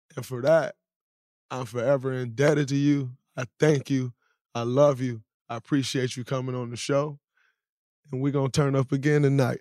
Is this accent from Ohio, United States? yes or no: no; Saginaw, Michigan, United States; I'm from Saginaw